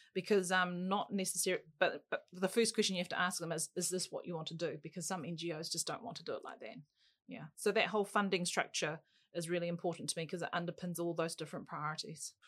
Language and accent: English; Auckland, New Zealand; I was brought up in Auckland's North Shore